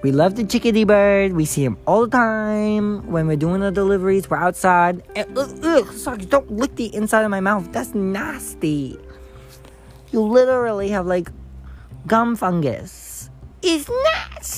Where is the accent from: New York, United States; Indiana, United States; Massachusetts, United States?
Massachusetts, United States; I'm from Massachusetts